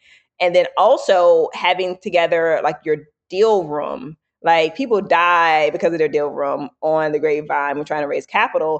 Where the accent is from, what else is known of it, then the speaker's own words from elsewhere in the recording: the South, United States; I gave a talk, right, on our all hands about me growing up in the South, right, and dealing with racism, et cetera.